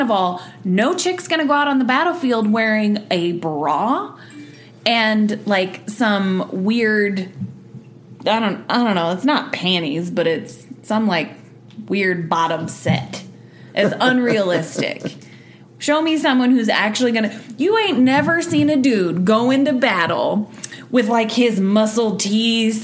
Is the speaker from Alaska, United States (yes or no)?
yes; Sutton, Alaska, United States; I grew up in Sutton, Alaska, a town of all of 500 people. Raised by hippies